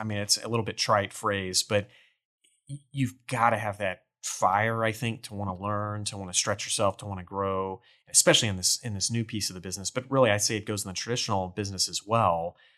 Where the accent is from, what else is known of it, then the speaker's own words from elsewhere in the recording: Port Neches, Texas, United States; I grew up in Port Neches over in Beaumont, Port Arthur in the Golden Triangle